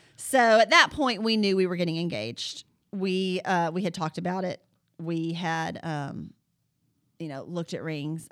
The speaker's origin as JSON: {"language": "English", "town": "Huntsville", "region": "Alabama", "country": "United States", "tie": "born or raised there", "said": "I grew up, uh, in Jones Valley"}